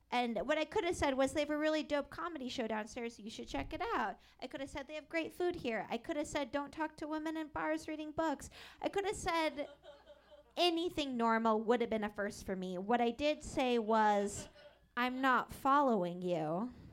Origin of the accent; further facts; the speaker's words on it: Seattle, Washington, United States; I grew up in Seattle